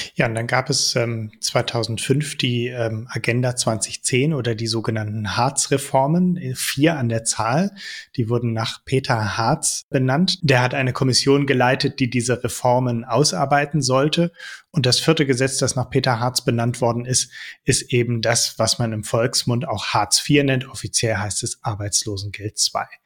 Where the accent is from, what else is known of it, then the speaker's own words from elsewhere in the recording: Netherlands; now in Germany; ich bin auch in den Niederlanden aufgewachsen